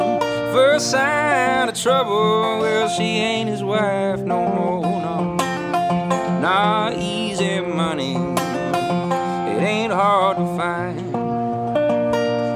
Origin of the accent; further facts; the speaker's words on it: Metairie, Louisiana, United States; where I grew up in Metairie